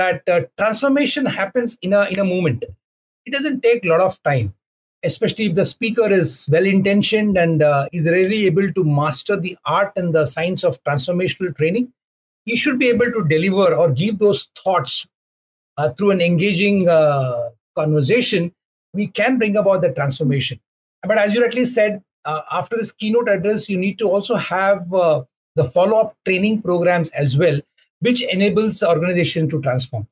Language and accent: English; India; in our country, in India